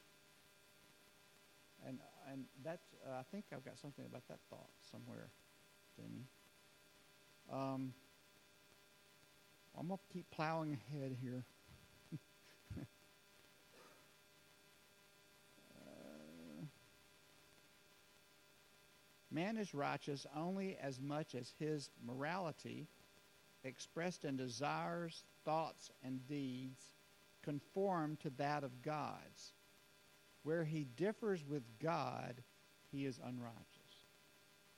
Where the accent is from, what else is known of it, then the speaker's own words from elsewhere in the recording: United States; as Americans